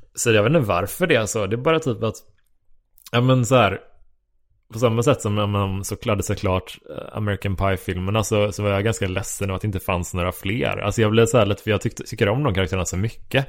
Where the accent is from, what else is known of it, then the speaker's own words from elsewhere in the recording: Horred, Västra Götaland, Sweden; moved away; also born or lived in Kungsbacka / Gothenburg; från Horred där jag växte upp